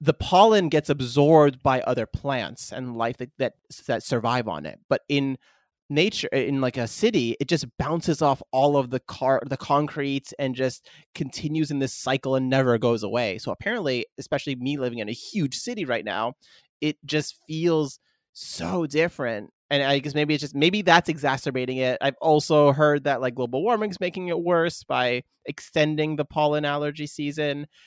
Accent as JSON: {"language": "English", "region": "Northeast US East Coast", "country": "United States", "tie": "born or raised there", "also_born_or_lived": "Germany", "moved": "as an adult", "lives_now": "Japan", "said": "growing up in the East Coast in the Northeast"}